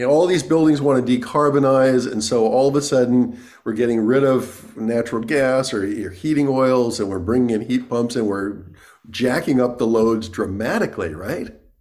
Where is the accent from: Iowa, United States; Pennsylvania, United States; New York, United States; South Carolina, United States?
New York, United States; I grew up in New York, too